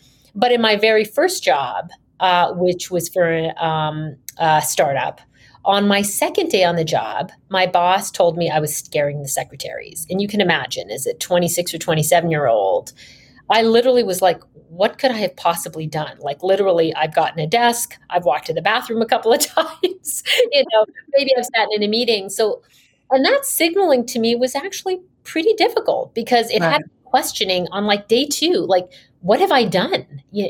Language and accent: English; Canada; moved away as an adult; also born or lived in New York / London; I graduated from university undergrad in Canada. I'm Canadian by background